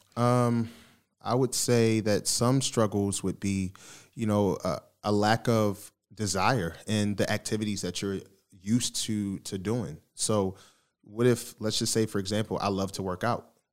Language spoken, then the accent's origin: English; Baltimore, Maryland, United States; moved away as an adult; also born or lived in Philadelphia, Pennsylvania; now in Texas, United States; I was born in Philly, but I was raised in Baltimore, so shout out to Baltimore that, that raised me.